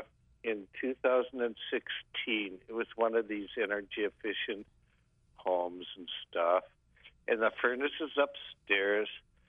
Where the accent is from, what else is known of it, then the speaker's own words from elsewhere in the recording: North Dakota, United States; moved away; I'm new to this area. I'm from North Dakota.